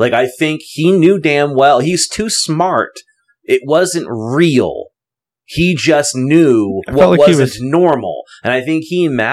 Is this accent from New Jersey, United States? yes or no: yes; Asbury Park, New Jersey, United States; now in Thomas, United States; I was born in Asbury Park, so I grew up on the water.